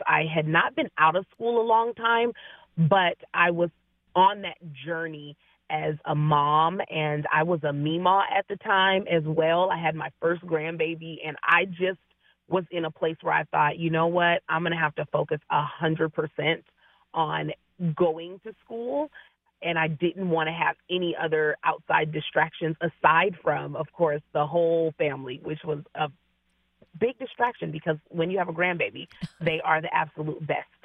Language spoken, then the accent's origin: English; Seattle, Washington, United States; I am uh, born and bred in the Seattle area